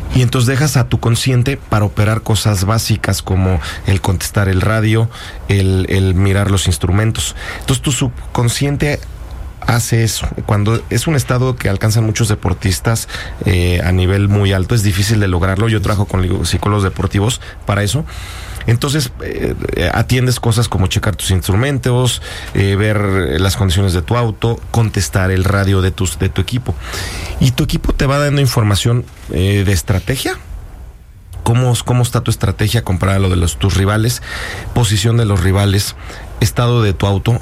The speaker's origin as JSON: {"language": "Spanish", "country": "Mexico", "said": "Yo soy el piloto mexicano con mayor número de triunfos y campeonatos eh, para un mexicano en el, en el extranjero"}